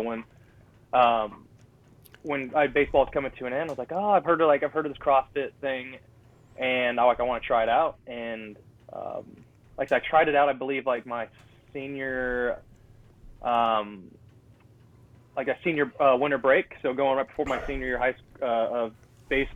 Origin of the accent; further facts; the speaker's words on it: California, United States; I'm from California